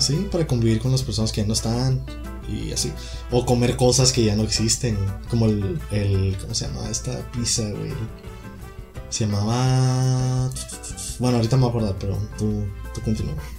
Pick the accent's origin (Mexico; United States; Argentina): United States; soy de Estados Unidos